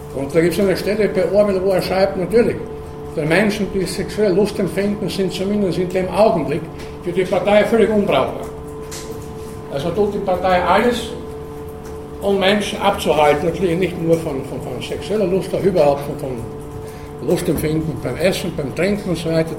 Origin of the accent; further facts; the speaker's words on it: Burgenland, Austria; in meiner Kindheit, da wo ich herkomme, im Burgenland